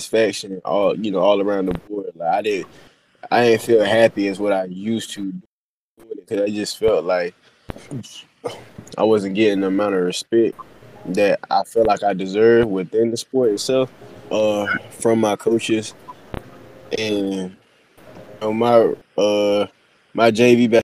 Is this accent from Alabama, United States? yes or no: yes; North Alabama, United States; now in Raeford, United States; I'm from North Alabama